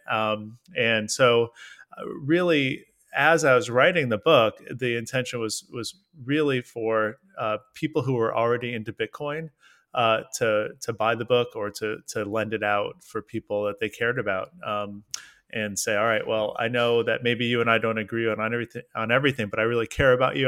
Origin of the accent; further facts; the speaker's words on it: United States; I'm an American guy